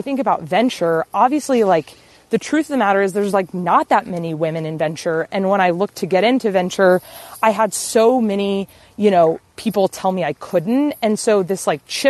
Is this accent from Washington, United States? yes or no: no; Texas, United States; moved away; also born or lived in Bozeman, Montana; growing up in Texas, I was like the only, I was in the super, super small town